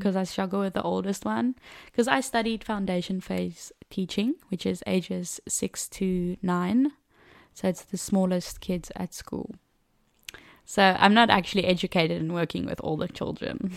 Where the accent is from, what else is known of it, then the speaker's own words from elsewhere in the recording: Cape Town, Western Cape, South Africa; first language Afrikaans; English is a second language; moved away as an adult; now in France; I grew up in Cape Town, uh, one of the mother city of South Africa, and I've lived there my whole life